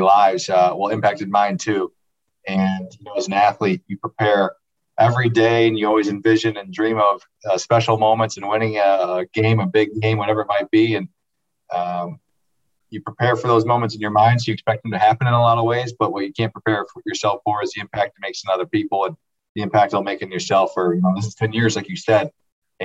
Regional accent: Grand Rapids, Michigan, United States; I'm from the Grand Rapids area, west side of the state, and was recruited out of high school

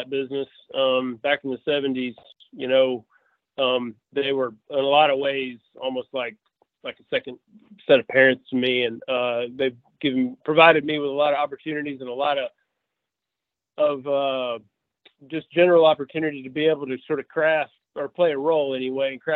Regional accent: just outside of Memphis, East Arkansas, United States; So I'm kind of born and raised in Arkansas. I still live in Arkansas. I grew up just outside of Memphis on the Arkansas side in East Arkansas

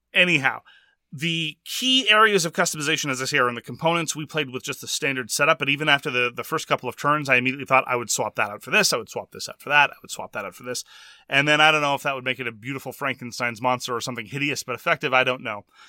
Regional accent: Quebec, Canada; I'm from Quebec

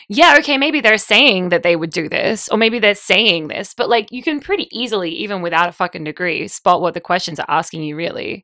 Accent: Australia; now in United States

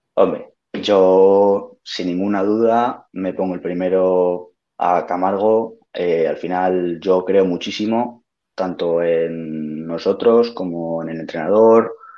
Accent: Maliaño, Cantabria, Spain; yo soy de Maliaño del Alto

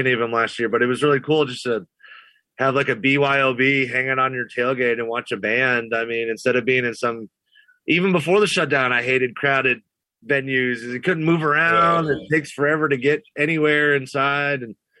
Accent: New York, United States; moved away as an adult; now in Haywood County, United States; "Man, you don't have an accent on you. Where are you from?" I said, "New York."

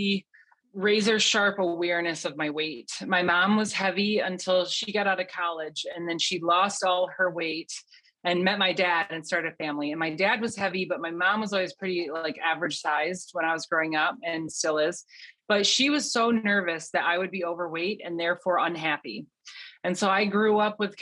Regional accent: Western Michigan, United States; moved away as an adult; also born or lived in Omaha, Nebraska / Loveland, Colorado; I was born and raised in Western Michigan

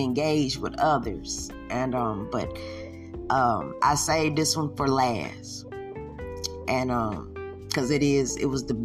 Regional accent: the South, United States; I am from the South

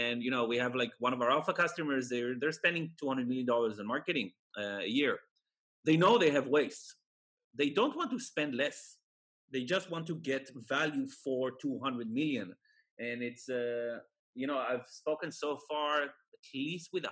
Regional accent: Israel; moved away; I'm originally from Israel

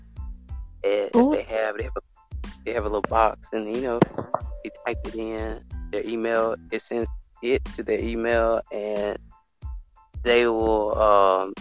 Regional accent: Alabama, United States; I'm from America, but I'm from Alabama

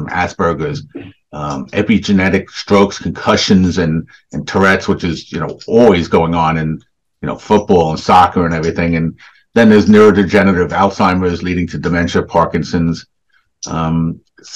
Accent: Essex County, New Jersey, United States; I grew up mainly in New Jersey, in Essex County.

